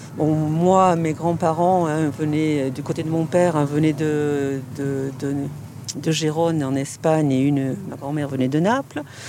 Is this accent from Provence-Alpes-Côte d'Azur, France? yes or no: yes; Marseille, Provence-Alpes-Côte d'Azur, France; accent: Marseille; on se moque de notre accent